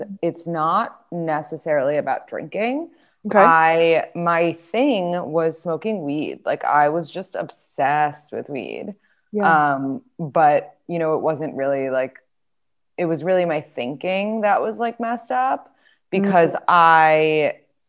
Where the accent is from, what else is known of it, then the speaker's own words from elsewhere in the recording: New York City, New York, United States; I grew up in New York City and like everything was so fast paced